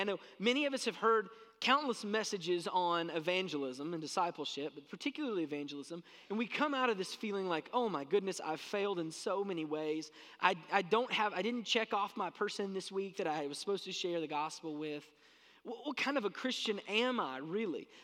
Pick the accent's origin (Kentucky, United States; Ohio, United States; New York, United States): Kentucky, United States; South Central; I grew up in South Central Kentucky